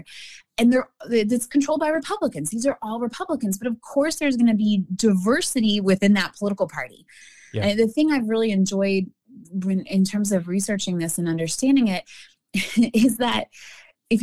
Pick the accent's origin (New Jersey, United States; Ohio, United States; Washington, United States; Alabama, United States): Alabama, United States; I'm coming from Alabama here